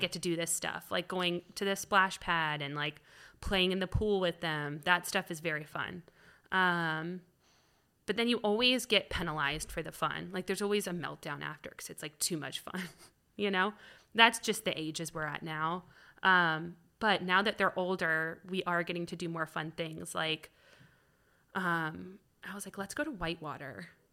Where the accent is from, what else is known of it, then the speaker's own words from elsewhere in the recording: Atlanta, Georgia, United States; also born or lived in Virginia / Florida / Iowa; I moved here in second grade, so we moved a lot